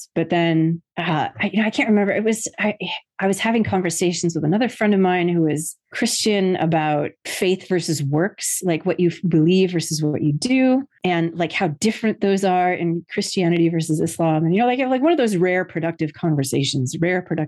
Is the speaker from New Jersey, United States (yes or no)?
yes; New Jersey, United States; That's very much what my experience was growing up in New Jersey